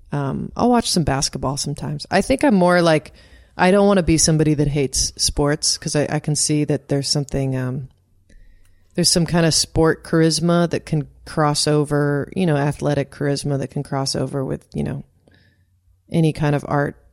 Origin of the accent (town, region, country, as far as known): Doylestown, Pennsylvania, United States; born or raised there; moved away as an adult; also born or lived in Southern California; now in California, United States